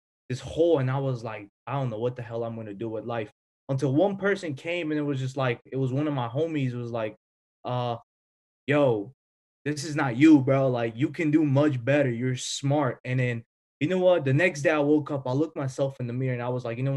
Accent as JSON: {"language": "English", "country": "North Macedonia", "moved": "yes", "said": "I'm obviously from Europe, Macedonia"}